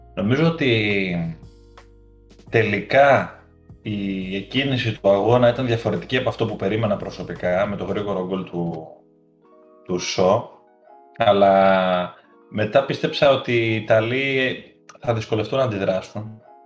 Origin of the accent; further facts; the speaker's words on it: Greece; είμαστε Έλληνες υποστηρικτές